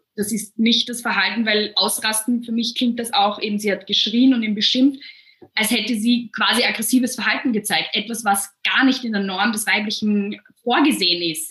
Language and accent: German; Vienna, Austria; bei uns in Wien